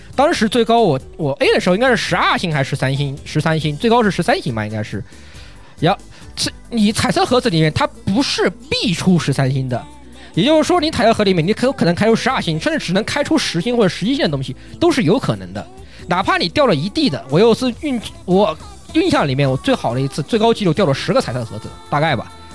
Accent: China; 在我们国，在中国

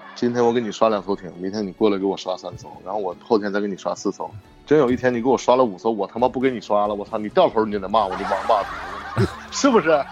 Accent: Hulunbuir, Inner Mongolia, China; moved away; also born or lived in Beijing; 我在呼伦贝尔，还在呼伦贝尔

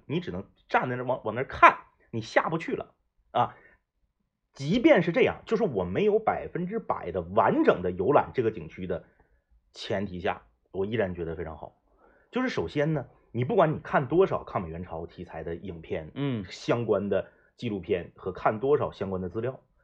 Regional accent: Fushun, Liaoning, China; 我老家是抚顺的啊

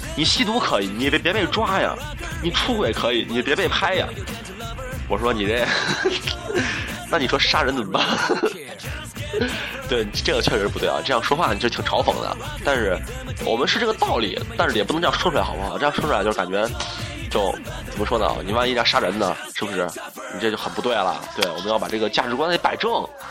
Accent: Shaanxi, China; 我们陕西这边儿

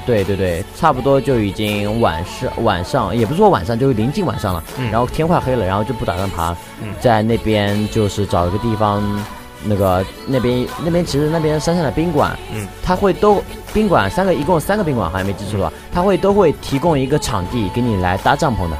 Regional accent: Hangzhou, Zhejiang, China; 我是浙江杭州的

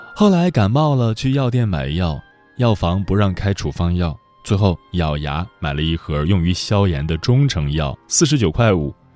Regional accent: Gongyi, Henan, China; moved away; 抵达河南中部的一个小县城，巩义，那里是我的家乡，是养育了祖辈父辈的土地

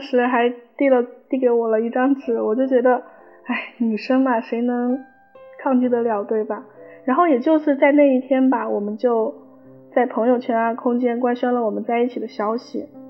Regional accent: Sichuan, China; 我是四川的

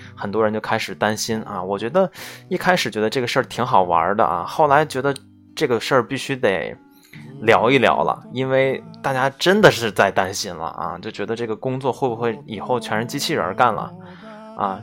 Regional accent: China; 我们中国人写代码，这个本身就有语言的这个转变嘛

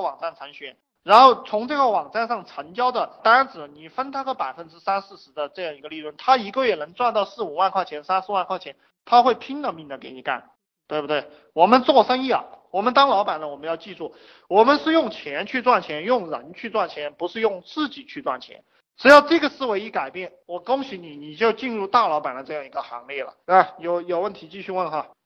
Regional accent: China; 我们中国人讲的这种仁义礼智信

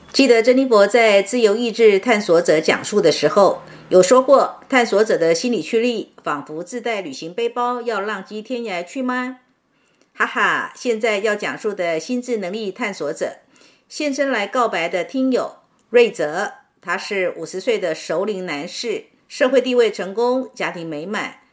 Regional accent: Northeast China, China; 我小时候是在东北偏远农村的小山沟里长大的，兄弟姐妹四个，我排行老三，爸妈都为农活儿家计辛苦劳作，早出晚归

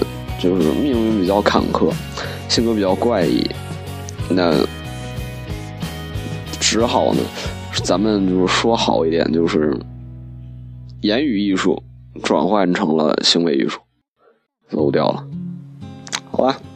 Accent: China; 作为一个中国人的话，还是挺骄傲的

